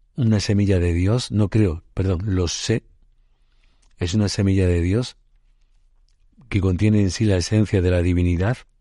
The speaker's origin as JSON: {"language": "Spanish", "town": "Puente Genil", "region": "Andalusia", "country": "Spain", "tie": "born or raised there", "said": "mi pueblo natal, Puente Genil, en Córdoba"}